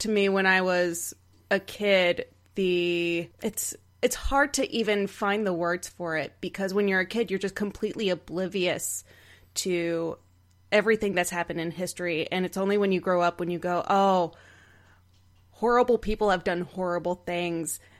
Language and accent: English; Texas, United States; I grew up in Texas